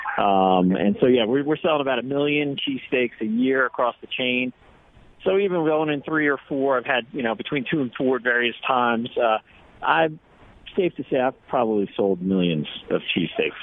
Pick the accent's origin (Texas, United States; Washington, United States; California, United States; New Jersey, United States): New Jersey, United States; accent: East Coast; now in Colorado, United States; originally from New Jersey